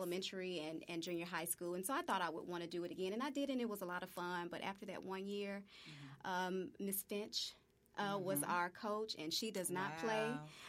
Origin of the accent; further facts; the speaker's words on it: Memphis, Tennessee, United States; Yeah, so Whitehaven, middle class, predominantly African-American, you know, neighborhood and community. Had a wonderful childhood. Graduated from Whitehaven High School.